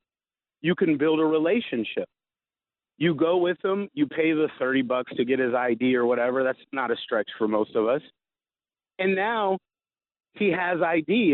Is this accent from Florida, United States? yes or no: yes; Florida, United States; now in Seattle, United States; I'm from Florida